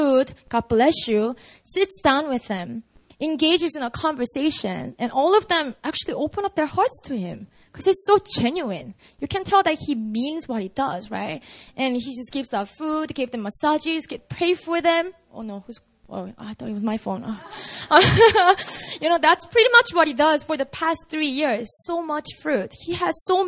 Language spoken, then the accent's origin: English; Busan, South Korea; Busan, that's my hometown